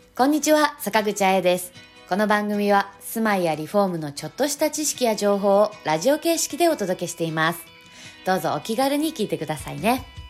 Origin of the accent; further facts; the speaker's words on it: Hokkaido, Japan; moved away as an adult; now in Saitama, Japan; 地元の北海道より埼玉に住んでる時間の方が長くなります